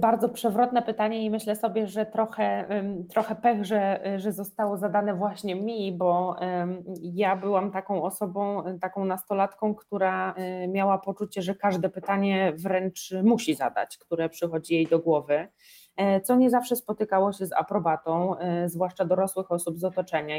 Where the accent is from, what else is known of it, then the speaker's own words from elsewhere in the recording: Podlaskie Voivodeship, Poland; ja jestem z małej miejscowości, ja pochodzę z Podlasia